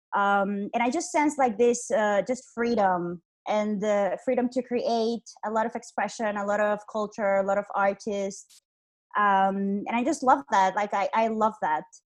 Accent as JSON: {"language": "English", "country": "Honduras", "tie": "born or raised there", "also_born_or_lived": "Iceland", "moved": "as an adult", "said": "I am from Honduras. Uh, I was born here. I'm actually here right now, and I lived here for 23 years of my life."}